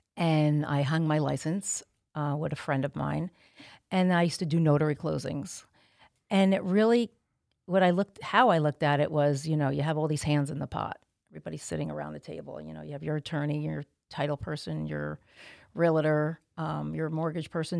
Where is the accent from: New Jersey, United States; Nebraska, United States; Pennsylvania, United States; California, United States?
New Jersey, United States; Montville; moved away as an adult; now in South Jersey, United States; I am from Montville